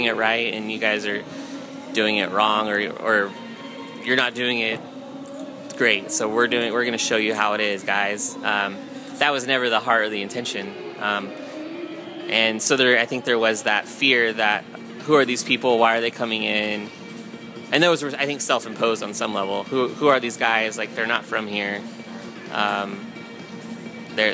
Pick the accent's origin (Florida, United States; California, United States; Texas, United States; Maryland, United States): California, United States; also born or lived in Nashville; I'm from California